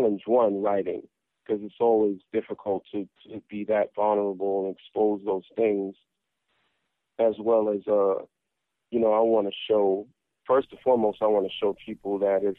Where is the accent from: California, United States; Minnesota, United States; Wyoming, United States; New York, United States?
New York, United States; New York City; growing up in South Jamaica, Queens.